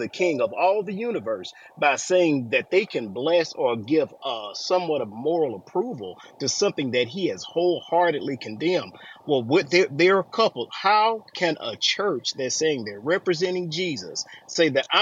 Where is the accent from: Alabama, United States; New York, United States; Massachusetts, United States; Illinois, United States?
Alabama, United States; I'm from Alabama.